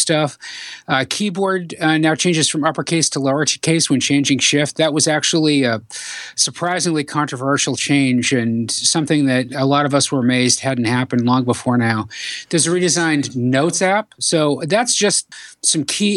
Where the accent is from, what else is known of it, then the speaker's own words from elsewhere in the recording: Boston, Massachusetts, United States; Boston, my hometown